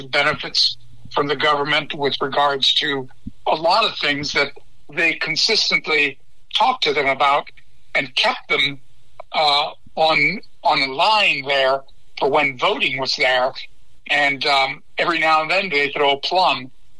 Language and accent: English; Laredo, Texas, United States; I was born and raised in Laredo.